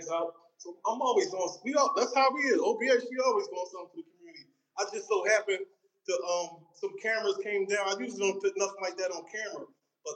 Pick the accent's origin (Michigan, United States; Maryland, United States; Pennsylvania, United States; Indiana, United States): Pennsylvania, United States; Philadelphia; I'm from Philly.